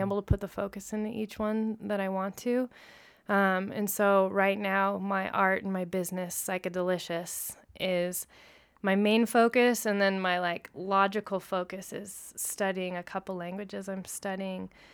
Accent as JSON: {"language": "English", "town": "Lawrence", "region": "Kansas", "country": "United States", "tie": "born or raised there", "moved": "yes", "lives_now": "Denver, United States", "said": "I actually grew up in Lawrence, Kansas, where my three other siblings were also born."}